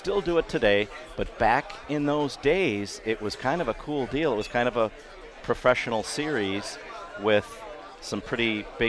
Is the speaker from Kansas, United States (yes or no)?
no; Milwaukee, Wisconsin, United States; born or raised there